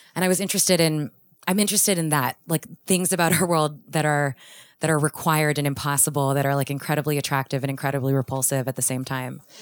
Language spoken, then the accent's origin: English; Houston, Texas, United States; moved away; I grew up in Houston